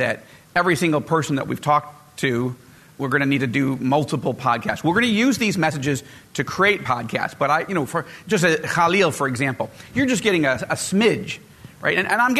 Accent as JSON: {"language": "English", "town": "Rochester", "region": "New York", "country": "United States", "tie": "born or raised there", "said": "I was on a radio station in Rochester, New York, which was my hometown"}